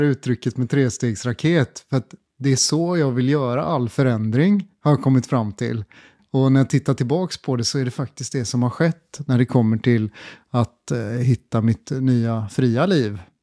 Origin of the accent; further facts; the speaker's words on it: Gothenburg, Västra Götaland, Sweden; moved away as an adult; also born or lived in China; jag är uppvuxen i Göteborg på hissingen